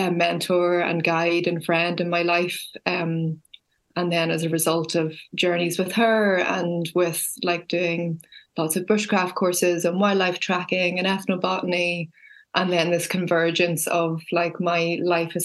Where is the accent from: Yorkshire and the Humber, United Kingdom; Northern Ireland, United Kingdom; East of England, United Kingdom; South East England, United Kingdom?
Northern Ireland, United Kingdom; Belfast; also born or lived in countryside (rural area); I grew up in the city. I grew up in Belfast